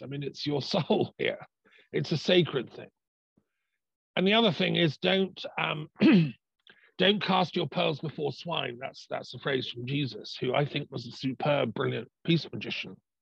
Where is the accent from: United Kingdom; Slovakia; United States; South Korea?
United Kingdom; England; I'm part Irish, you know, I'm English, I'm British